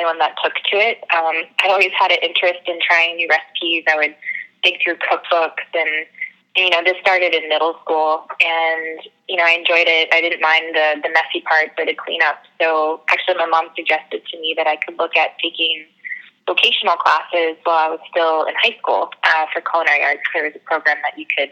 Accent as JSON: {"language": "English", "area": "Frederick County", "region": "Maryland", "country": "United States", "tie": "born or raised there", "also_born_or_lived": "Tennessee / upstate New York", "moved": "as an adult", "said": "I grew up on the East Coast in Frederick County, Maryland. Spent a little time in Tennessee and then finished high school back in Maryland"}